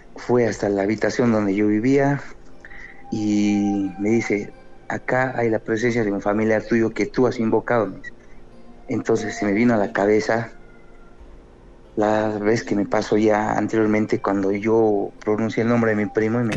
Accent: Bolivia; now in Cochabamba, Bolivia; soy de Bolivia

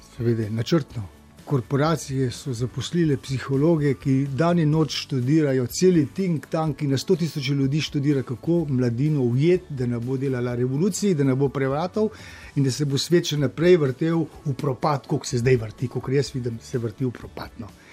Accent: Slovenia; moved away

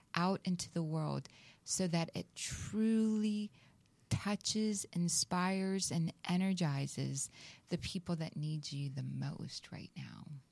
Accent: the South, United States; now in California, United States; I grew up in the South

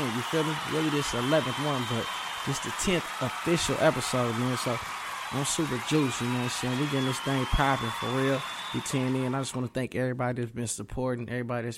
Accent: Oakland, California, United States; also born or lived in Sacramento, California; now in Atlanta, United States; I'm from Oakland, California, moved to Sacramento, and now I reside in the new Black Hollywood, Atlanta

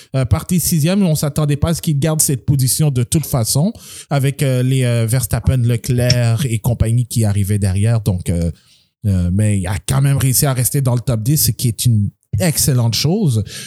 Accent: Quebec, Canada; also born or lived in Montreal; nous sommes québécois. Donc, on vit à... Bon, je vis à Montréal

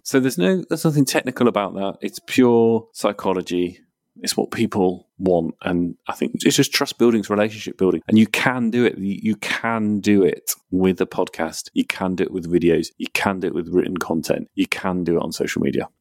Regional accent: Peterborough, East of England, United Kingdom; I'm from Peterborough as well

